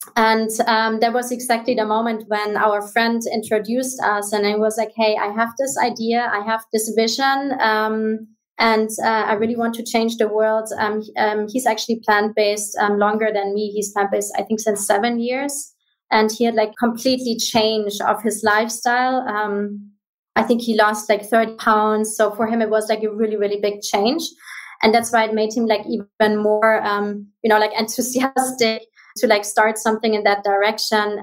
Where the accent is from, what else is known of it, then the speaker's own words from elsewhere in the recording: Munich area, Bavaria, Germany; English is a second language; moved away as an adult; also born or lived in Malta / Bahamas; I'm originally from Germany. I um, I grew up in the area around um, Munich